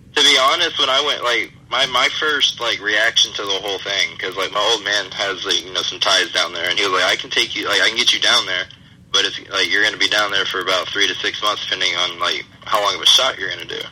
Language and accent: English; St. Louis, Missouri, United States; now in Florida, United States; my hometown by uh, St. Louis, Missouri